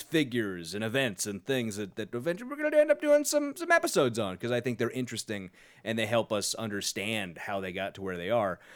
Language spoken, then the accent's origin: English; Sacramento, California, United States; I'm from Sacramento